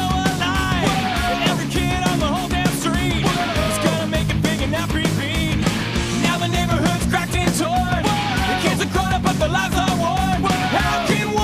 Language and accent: English; Missouri, United States; Growing up in Missouri, the music that we had access to, a fair amount of punk, sure, but like it was mostly country and then top 40.